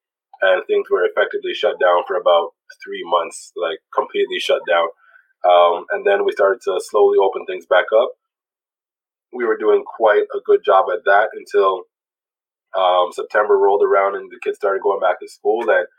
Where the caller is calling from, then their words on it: Toronto, Ontario, Canada; Yeah, I'm calling from Toronto.